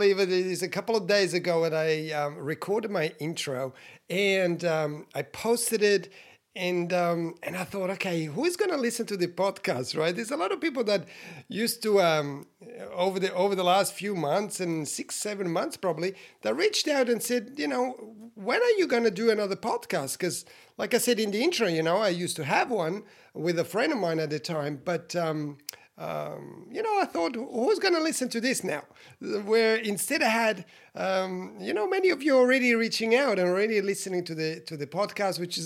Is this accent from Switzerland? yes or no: yes; Switzerland; I was born in Switzerland, you know, 51 years ago, you guys, Italian parents